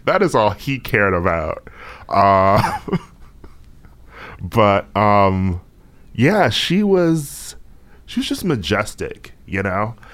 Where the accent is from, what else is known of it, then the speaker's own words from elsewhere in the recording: Wisconsin, United States; I'm from Wisconsin